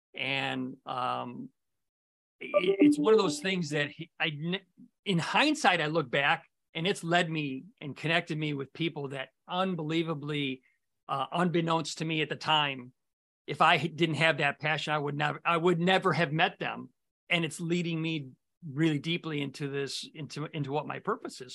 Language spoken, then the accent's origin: English; Morton Grove, Illinois, United States; I grew up in Morton Grove as well.